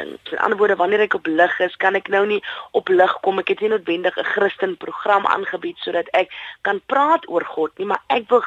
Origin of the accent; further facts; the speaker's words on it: Bonnievale, Western Cape, South Africa; also born or lived in Robertson / Worcester; Ek is in Robertson gebore in die Weskaap en Bonnieville groot geword saam met my ma, my ouma en my drie ooms.